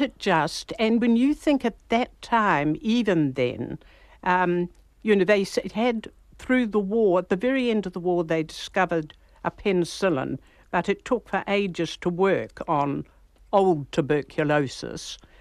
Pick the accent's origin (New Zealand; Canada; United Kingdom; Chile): New Zealand; all of us in New Zealand